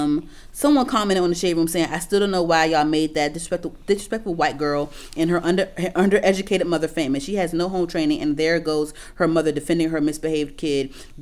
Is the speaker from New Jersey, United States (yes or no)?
no; New York, United States; Like I said, I come from New York too.